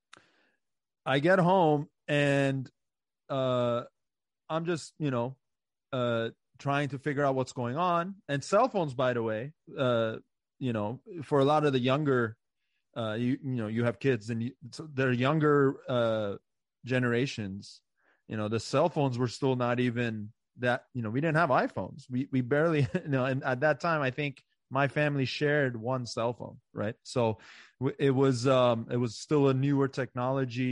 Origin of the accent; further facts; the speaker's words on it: Montgomery County, Maryland, United States; I grew up in Maryland. Right. So this is where I went to school in Montgomery County, Maryland